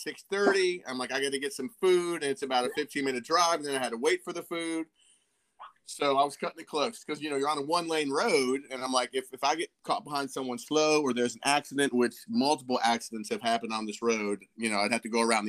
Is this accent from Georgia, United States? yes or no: no; Fredericksburg, Virginia, United States; also born or lived in Palo Alto, California / Lake Tahoe / Oklahoma; when I was 8, we moved to Virginia, Lake of the Woods, Fredericksburg, Orange County area